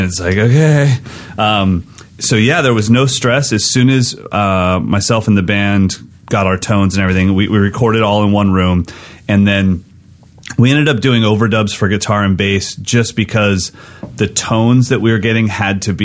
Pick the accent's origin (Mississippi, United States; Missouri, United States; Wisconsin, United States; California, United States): California, United States; American River; the house I grew up on is on the American River, my mom's house, and then now our business is on that same river